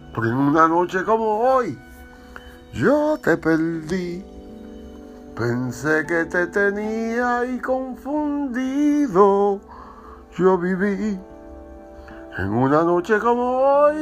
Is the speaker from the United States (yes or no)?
yes; New York City, New York, United States; also born or lived in Dominican Republic; I come from Manhattan